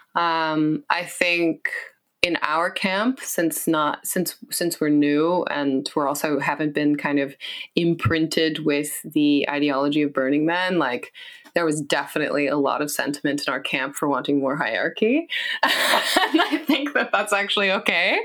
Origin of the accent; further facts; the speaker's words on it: West Coast, United States; moved away; growing up on the West Coast